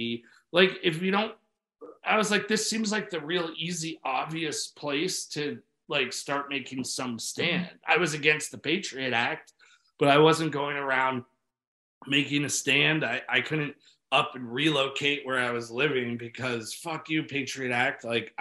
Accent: New York City, New York, United States; born there; I was born, my dad's got into yoga before I was born in New York City, was teaching it.

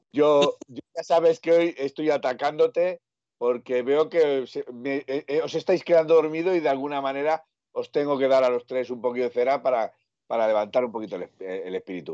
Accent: Aragon, Spain; yo soy aragonés

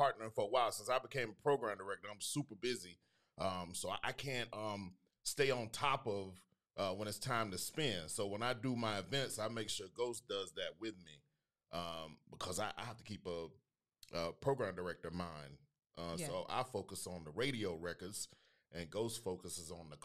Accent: Panama City, Florida, United States; moved away; also born or lived in Tallahassee; I'm from Panama City, Florida. Born and raised in PC.

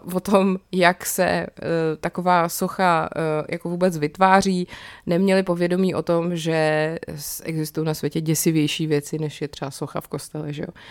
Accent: South Bohemian Region, Czechia; jsem z Jižních Čech

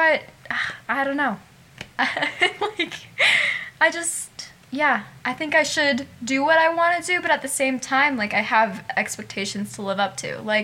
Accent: Casper, Wyoming, United States; taking some BOCES classes at Casper College here in my hometown

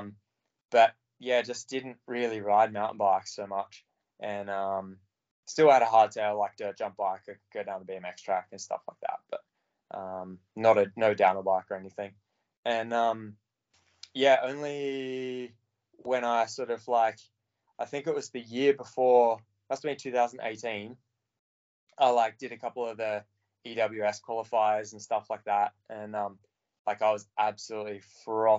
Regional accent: Australia; moved away; as an Aussie

